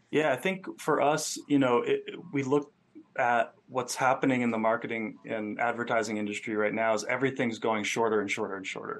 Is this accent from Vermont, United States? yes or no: yes; Rutland, Vermont, United States; moved away as an adult; also born or lived in Phoenix; now in Joshua Tree, United States; I grew up in Vermont, a small town called Rutland, and um, for the first 20 years of my life, it was kind of all that I knew